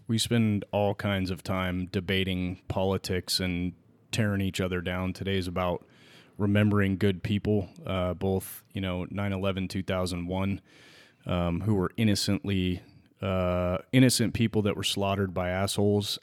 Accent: California, United States; born and raised in California

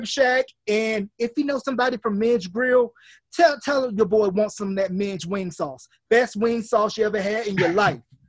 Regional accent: Gaston, North Carolina, United States; moved away as an adult; now in New Mexico, United States; my hometown in Gaston, which is like maybe 3 hours from Greensboro.

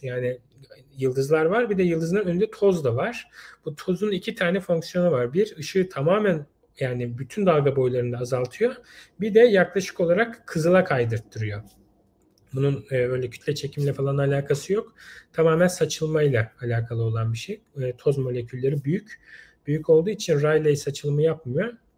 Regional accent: Istanbul, Turkey; moved away as an adult; also born or lived in Ankara; Yani ben doğma büyüme İstanbul'duydum.

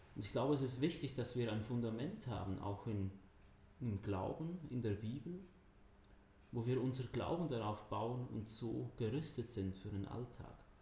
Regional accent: Zurich area, Switzerland; moved away as an adult; also born or lived in Mademühlen, Driedorf, Germany; now in Driedorf, Germany; ursprünglich komme ich aus der Schweiz, äh, bin da aufgewachsen im Raum Zürich, also Viertelstunde von Zürich weg

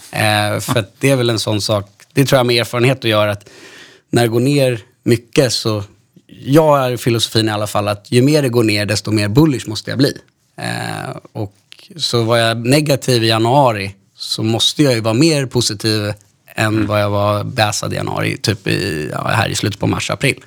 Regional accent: Stockholm, Stockholm County, Sweden; Jag är 31 år från Stockholm

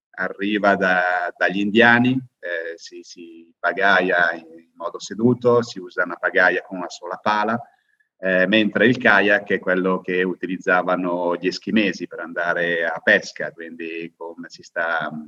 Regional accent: Lecco, Lombardy, Italy; Beh, io sono di Lecco, abito di fronte al lago

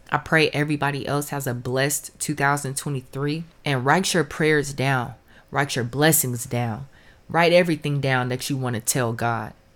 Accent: Los Angeles, California, United States; now in Houston, United States; I was born in Los Angeles and currently I'm in Houston

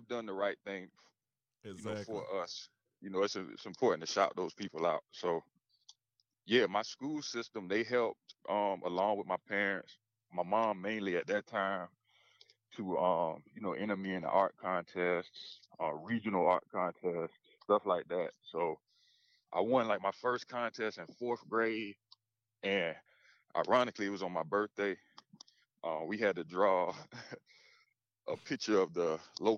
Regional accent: South Carolina, United States; also born or lived in Beaufort, South Carolina / Ridgeland, South Carolina; now in Greenville, United States; So I was born in Beaufort, South Carolina. And I lived in Ridgeland, South Carolina until I was about 4. And then that's when my family moved to Vaughanville. And that's where we've been ever since

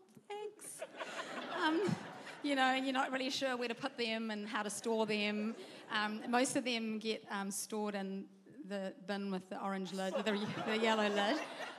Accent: South Africa; now in New Zealand; I'm originally South African. I'm from South Africa, but I moved here, and I've been here for almost 28 years, so I feel like I'm Kiwi-fied now.

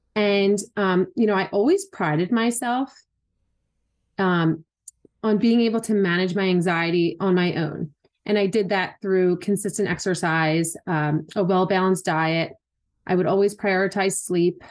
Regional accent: Philadelphia, Pennsylvania, United States; moved away as an adult; also born or lived in Wilmington, North Carolina; I was born and raised in Philly and where we currently live

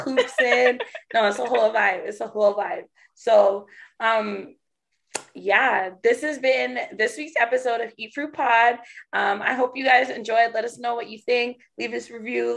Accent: Canada; being Canadian, we don't have huge churches like

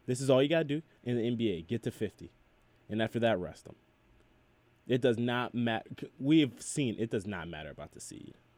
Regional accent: Macedonia, Ohio, United States; I'm from Macedonia

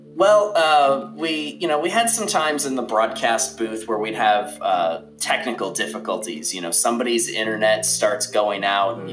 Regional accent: Wisconsin, United States; moved away as an adult; now in Alabama, United States; I grew up in Wisconsin, but then I joined the military, and I've kind of been bounced around since then. I'm in Alabama now

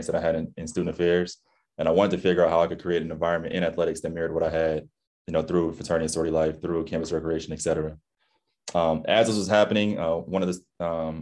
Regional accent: Cincinnati, Ohio, United States; moved away as an adult; also born or lived in Tallahassee, Florida / Conway, South Carolina; now in Maryland, United States; moved to Cincinnati as a young child, an infant really, and spent the next 18 years of my life growing up in the Midwest

